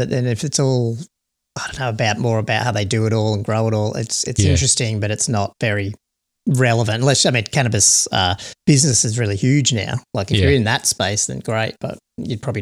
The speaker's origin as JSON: {"language": "English", "country": "Australia", "said": "being an Australian"}